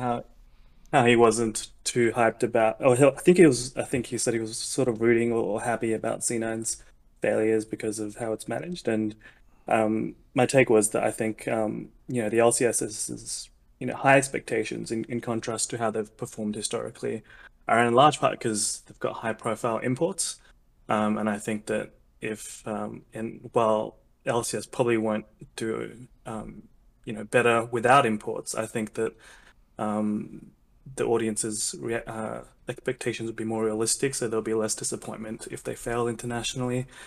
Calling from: Australia; I am calling from Australia

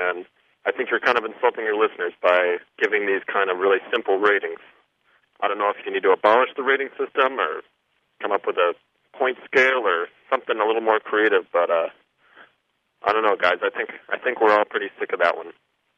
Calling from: Chicago, Illinois, United States; This is …. I'm calling from Chicago.

